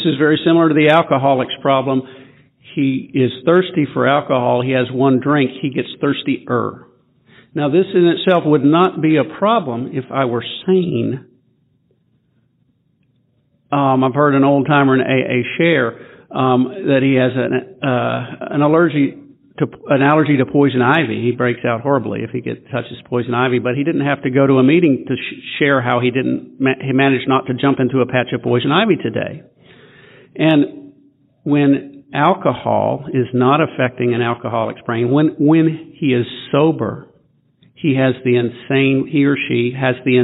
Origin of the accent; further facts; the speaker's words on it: Memphis, Tennessee, United States; also born or lived in Nashville, Tennessee; I'm a sexaholic. I'm from Memphis, Tennessee. Got sober in Nashville, Tennessee, until moving back to Memphis about 10 years ago